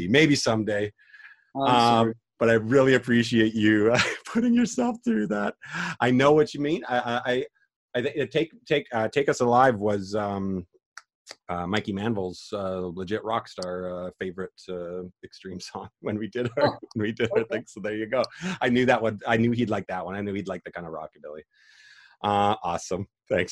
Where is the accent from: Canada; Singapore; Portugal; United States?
Canada; Calgary, Alberta; growing up in Calgary